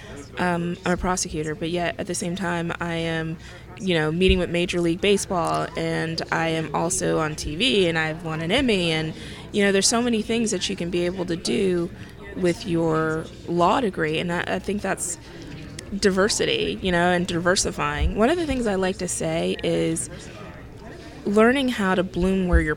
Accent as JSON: {"language": "English", "town": "Gainesville", "region": "Florida", "country": "United States", "moved": "as an adult", "lives_now": "Atlanta, United States", "said": "I'm from Gainesville, Florida. I love Gainesville, Florida."}